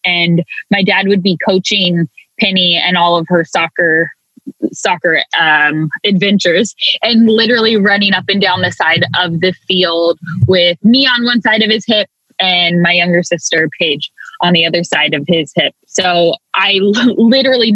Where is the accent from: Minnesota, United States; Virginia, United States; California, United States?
California, United States; Hayward; I was born and raised in Hayward, California, which is beautifully nestled right in the East Bay near Oakland